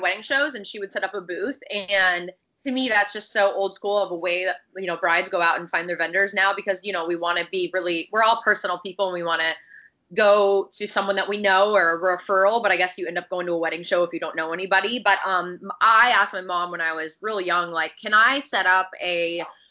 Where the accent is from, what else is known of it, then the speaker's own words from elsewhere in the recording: Washington, United States; moved away as an adult; also born or lived in Los Angeles; I'm from Washington State